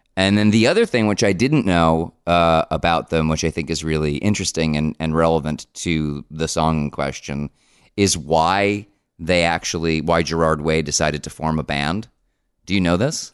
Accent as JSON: {"language": "English", "town": "Paramus", "region": "New Jersey", "country": "United States", "tie": "born or raised there", "said": "I grew up around Paramus, which is in Bergen County"}